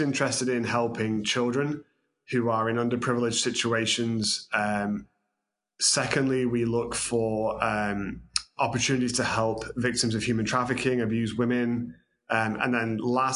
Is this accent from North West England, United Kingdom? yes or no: yes; Manchester, North West England, United Kingdom; moved away as an adult; now in Texas, United States; originally I'm from the UK, as you can tell by my southern drawl. I was raised in Manchester